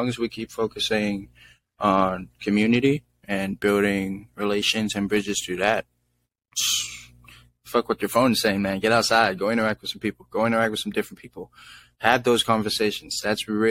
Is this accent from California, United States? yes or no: yes; San Francisco, California, United States; I grew up in San Francisco, and I grew up with so many different people